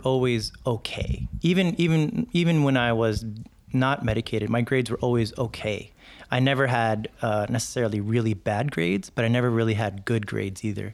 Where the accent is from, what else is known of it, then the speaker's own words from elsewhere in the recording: New York City, New York, United States; also born or lived in Jersey City; I grew up in, in New York City, and, uh, we moved there from Jersey City when I was around five or six